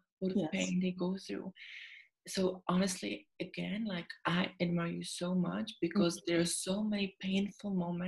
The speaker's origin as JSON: {"language": "English", "country": "Czechia", "tie": "born or raised there", "also_born_or_lived": "Sydney, Australia", "second_language": "English", "moved": "as an adult", "lives_now": "London, United Kingdom", "said": "as you can hear, I've got an accent. So basically, I was born in Czechia or Czech Republic. And when I was 18, I moved to Sydney for 3 years."}